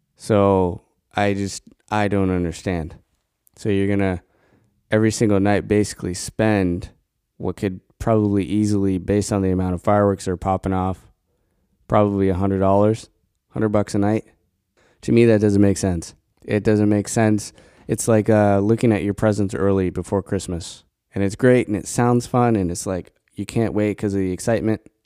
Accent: Colorado, United States; moved away; growing up in Colorado, you could get bison burgers anywhere

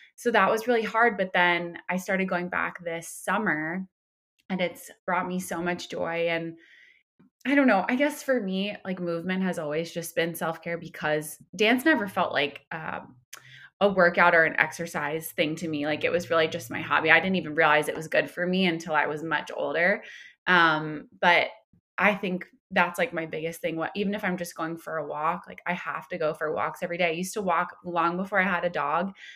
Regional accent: Somers, New York, United States; moved away as an adult; now in Los Angeles, United States; I'm from Westchester County. I'm from a town called Somers that no one has heard of.

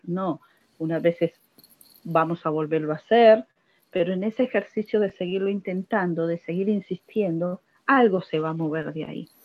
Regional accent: Buenos Aires, Argentina; soy de Buenos Aires

